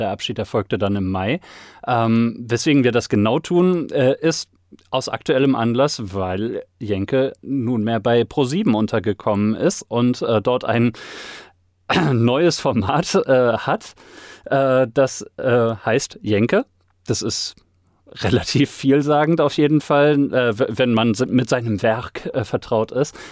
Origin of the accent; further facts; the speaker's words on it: Sauerland, North Rhine-Westphalia, Germany; ich komme aus dem Sauerland, Woll